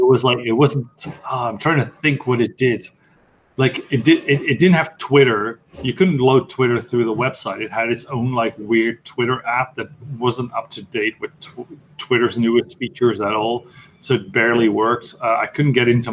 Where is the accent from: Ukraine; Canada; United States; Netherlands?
Netherlands; moved away as an adult; now in London, United Kingdom; I'm from Dutch Italian descent, and I've lived my entire life in the Netherlands. So I live in London right now